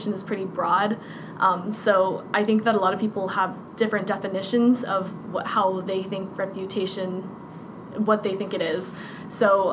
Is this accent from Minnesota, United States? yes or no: no; Louisa County, Virginia, United States; we come from Louisa County